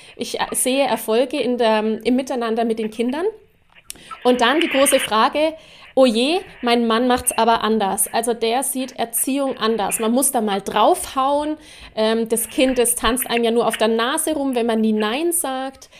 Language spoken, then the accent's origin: German; Erlangen, Bavaria, Germany; Ich bin ja auch aus Erlangen